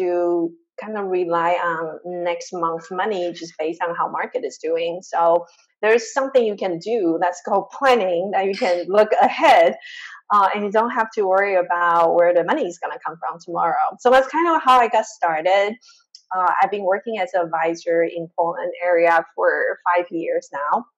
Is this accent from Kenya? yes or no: no; Taiwan; moved away; also born or lived in Chicago; I grew up in Taiwan, this super tiny island in a very traditional Asian family